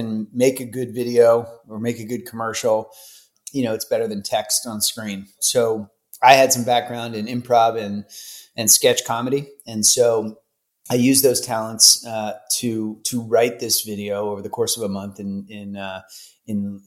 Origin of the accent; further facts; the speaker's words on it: Philadelphia, Pennsylvania, United States; moved away; Philadelphia, Pennsylvania